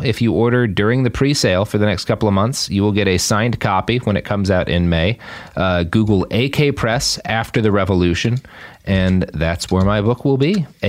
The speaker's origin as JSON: {"language": "English", "region": "Texas", "country": "United States", "said": "Boy, howdy, indeed. I am Texan."}